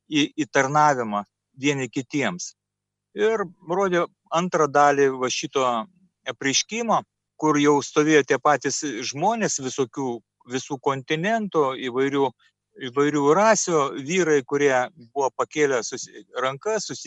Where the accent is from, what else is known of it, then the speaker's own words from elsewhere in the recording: Šiauliai, Šiauliai County, Lithuania; Taigi mes esame šiauliečiai.